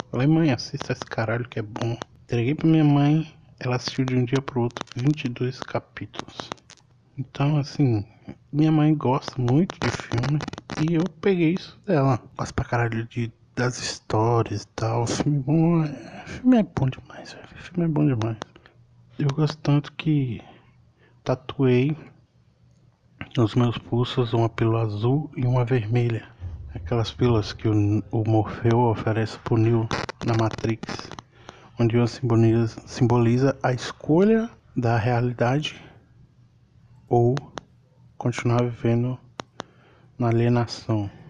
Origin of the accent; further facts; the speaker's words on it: Pirapora, Minas Gerais, Brazil; born there; Eu sou mineiro, nasci no norte de Minas Gerais, Pirapora, uma cidade quente para um caralho odeio calor.